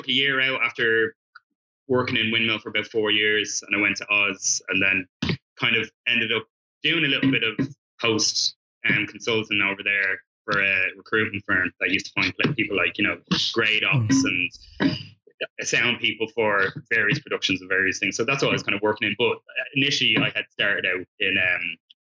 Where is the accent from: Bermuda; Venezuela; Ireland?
Ireland; Dublin, Leinster; moved away as an adult; now in United Kingdom; I was from Dublin working there